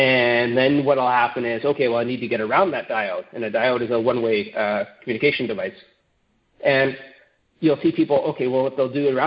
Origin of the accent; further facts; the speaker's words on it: Canada; as a Canadian